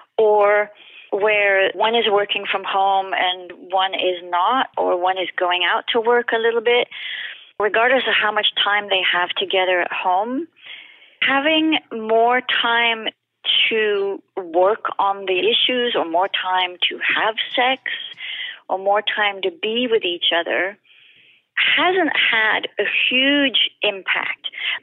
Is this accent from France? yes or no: yes; France; English is a second language; you can't tell from my accent, but I'm French.